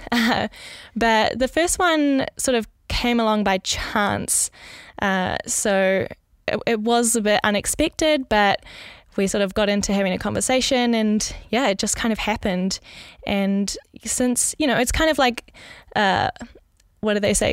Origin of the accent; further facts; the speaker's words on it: New Zealand; moved away as an adult; now in Netherlands; I was actually born in New Zealand, in Gurukha